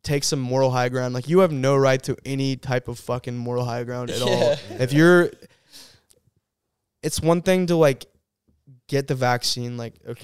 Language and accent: English; San Antonio, Texas, United States; moved away as an adult; now in Auburn, United States; I'm from San Antonio, Texas, or that area. I always say San Antonio.